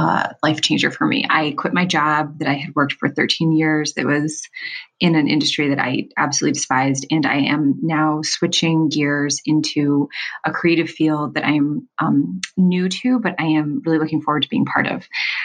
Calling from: Los Angeles, California, United States; Hi, Seth. … I am calling from Los Angeles, California.

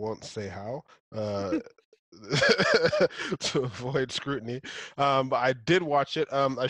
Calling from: Las Vegas, Nevada, United States; I'm joining from Las Vegas.

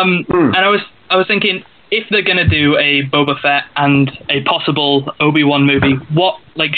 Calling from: United Kingdom; from the UK.

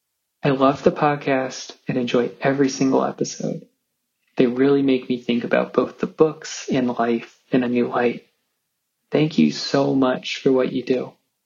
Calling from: Chicago, Illinois, United States; I'm calling you from Chicago

